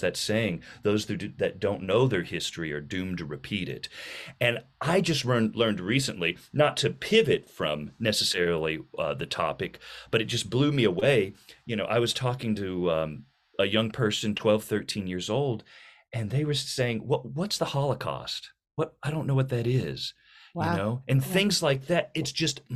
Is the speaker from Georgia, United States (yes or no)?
no; Little Rock, Arkansas, United States; I grew up in the Little Rock School District